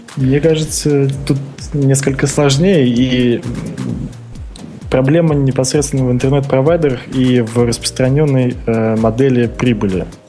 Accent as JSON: {"language": "Russian", "country": "Russia", "tie": "born or raised there", "moved": "yes", "lives_now": "Vietnam", "said": "я родился в России, но сейчас я во, во Вьетнаме"}